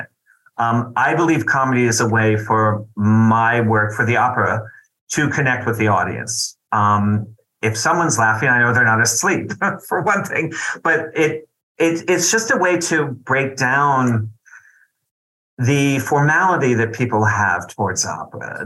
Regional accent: New York, United States; I'm a New Yorker

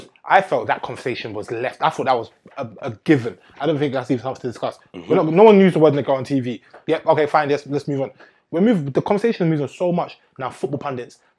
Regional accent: England, United Kingdom; growing up in England

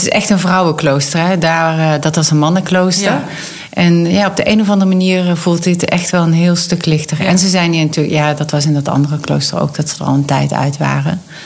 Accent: North Limburg, Netherlands; accent: Limburgish; mensen horen wel dat ik een Limburgs accent heb. Dus ik kom uit Noord-Limburg

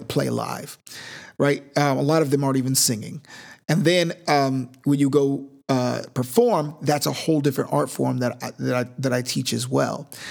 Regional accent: Sacramento, California, United States; I'm from Northern California, Sacramento, actually, which is not the Bay

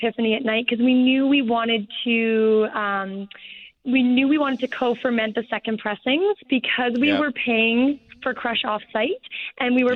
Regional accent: Kelowna, British Columbia, Canada; also born or lived in Vancouver; My husband and I are both born and raised in Kelowna.

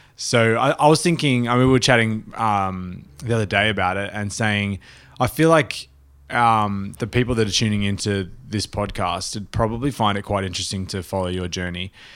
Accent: Australia; also born or lived in New York; as an Australian

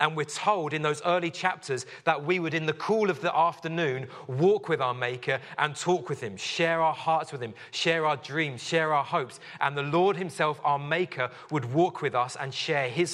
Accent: London, United Kingdom; I grew up in West London

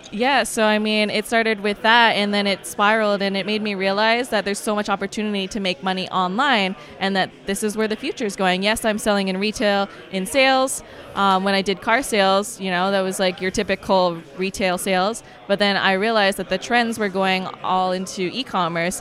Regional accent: Canada; I'm actually from Canada.

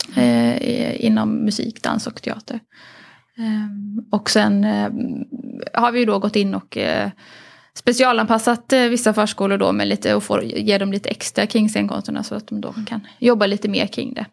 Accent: Harplinge, Halland County, Sweden; på Harplinge bibliotek eh, där jag växte upp

